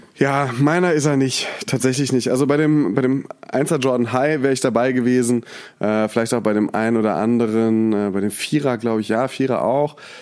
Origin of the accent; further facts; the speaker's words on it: Mainz, Rhineland-Palatinate, Germany; moved away as an adult; also born or lived in Berlin; now in Cologne, Germany; ich komme ja aus Mainz. Das heißt, da habe ich sowieso immer Fasnacht gefeiert